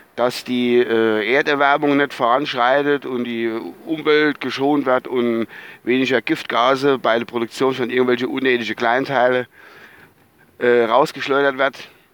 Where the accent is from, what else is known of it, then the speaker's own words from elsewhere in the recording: Rhineland-Palatinate, Germany; bei uns so in der Palz